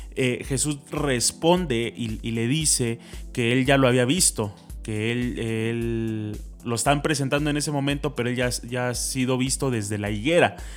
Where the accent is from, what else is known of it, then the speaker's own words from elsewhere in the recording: a town in the state of Puebla, Mexico; nosotros no somos de la ciudad de Puebla, venimos de un pueblo del estado de Puebla, aunque suene muy redundante pero pues obviamente somos, somos poblanos